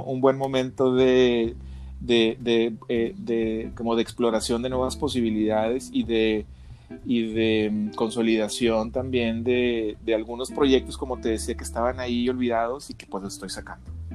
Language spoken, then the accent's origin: Spanish; Mexico; viajé siendo un mexicano, eh, relajado y regresé siendo un mexicano